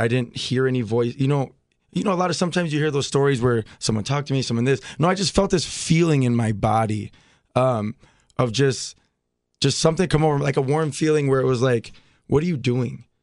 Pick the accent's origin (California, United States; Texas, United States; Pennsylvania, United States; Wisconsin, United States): Wisconsin, United States; Milwaukee; So I grew up in Milwaukee.